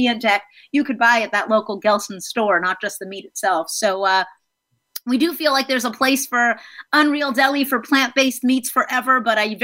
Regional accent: South Florida, United States; also born or lived in New York City; now in Los Angeles, United States; most of my upbringing was in Florida.

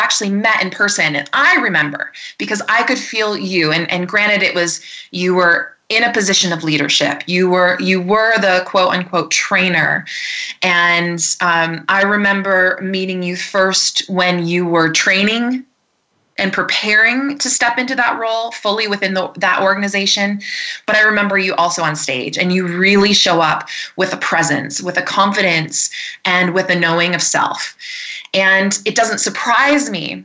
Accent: Michigan, United States; also born or lived in Ohio; now in Colorado, United States; I'm from Michigan originally, but I live here in the mountains, the Rocky Mountains of Colorado

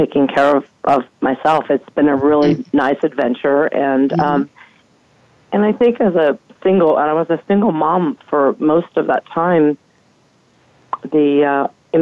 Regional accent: Marin County, California, United States; I grew up in Marin County, which is a very affluent area

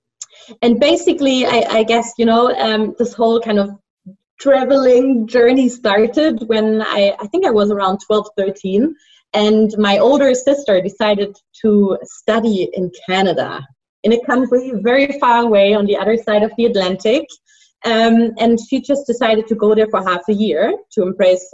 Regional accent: Hesse, Germany; now in Beijing, China; I'm originally from Frankfurt, from a little village close to that big city. And I grew up there with two sisters.

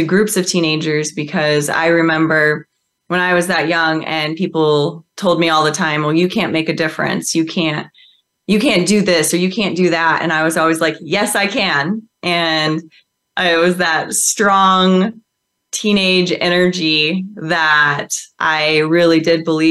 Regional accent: Midwest, United States; I actually grew up on a farm in the Midwest

